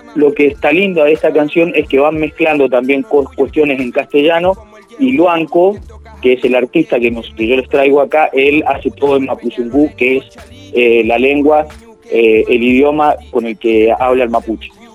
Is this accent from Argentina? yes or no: yes; Argentina; la tierra nuestra, Argentina